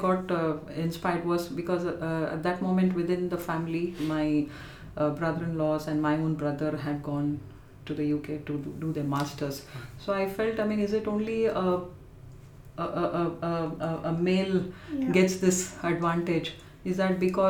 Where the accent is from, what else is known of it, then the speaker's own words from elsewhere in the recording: Chennai, Tamil Nadu, India; moved away as an adult; now in London, United Kingdom; I was born and raised in Chennai